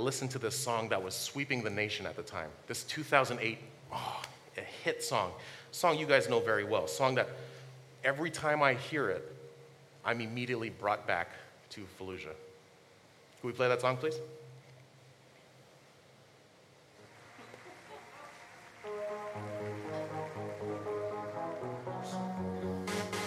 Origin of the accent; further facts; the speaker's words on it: Honolulu, Hawaii, United States; moved away; also born or lived in New York / New Jersey; my friends from my hometown of Honolulu